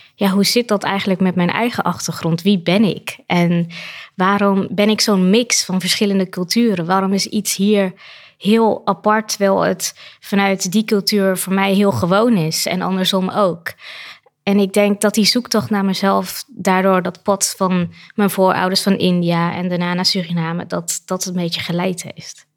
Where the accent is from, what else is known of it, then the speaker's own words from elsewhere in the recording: Netherlands; ik ben hier opgegroeid, dus ik zie het vanuit de Nederlandse bril op school